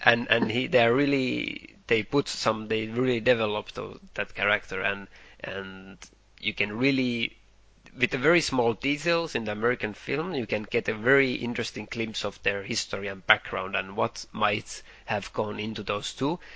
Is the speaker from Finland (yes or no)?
yes; Finland; we grew up in Finland